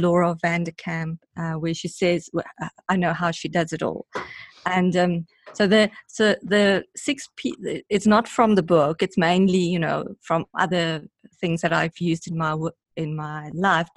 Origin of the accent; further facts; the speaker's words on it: South Africa; I'm from South Africa